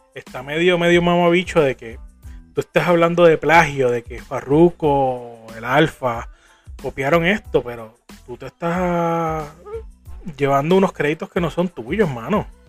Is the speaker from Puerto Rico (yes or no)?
yes; Puerto Rico